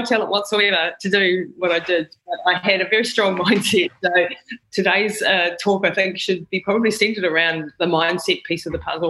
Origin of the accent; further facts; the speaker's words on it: New Zealand; I'm a Kiwi as well, just like you, James, born and bred here. It's a great country to grow up